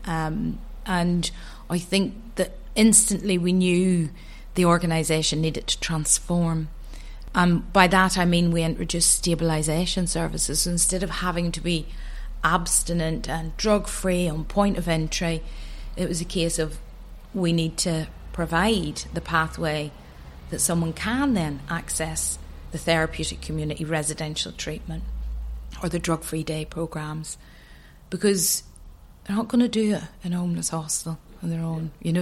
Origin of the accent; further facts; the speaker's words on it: Antrim, Northern Ireland, United Kingdom; moved away as an adult; also born or lived in Manchester; now in Ireland; growing up in Antrim.